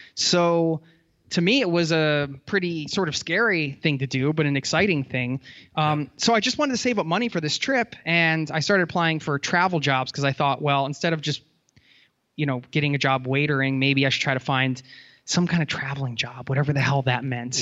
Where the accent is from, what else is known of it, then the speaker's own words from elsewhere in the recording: outside of Philadelphia, Pennsylvania, United States; I grew up outside of Philadelphia